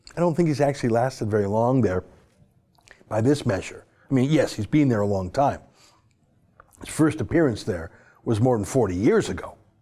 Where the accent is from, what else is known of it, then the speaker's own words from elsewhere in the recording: Canada; as a Canadian who just went through that experience